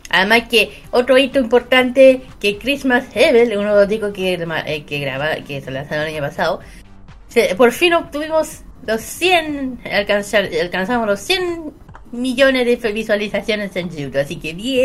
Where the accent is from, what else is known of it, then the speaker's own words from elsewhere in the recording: Chile; uno que es chileno